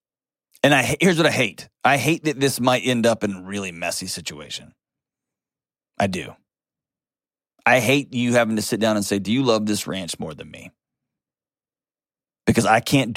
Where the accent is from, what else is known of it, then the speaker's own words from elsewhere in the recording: Texas, United States; I'm from Texas